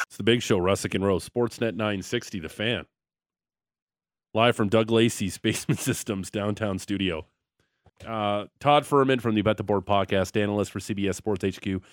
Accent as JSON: {"language": "English", "area": "Niagara region", "region": "Ontario", "country": "Canada", "said": "you are from the Niagara region, much like myself"}